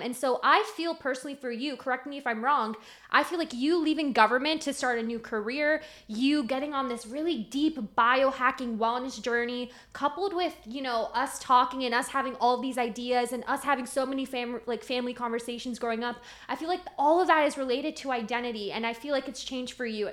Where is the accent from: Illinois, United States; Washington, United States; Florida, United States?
Florida, United States; Miami; I was born in Miami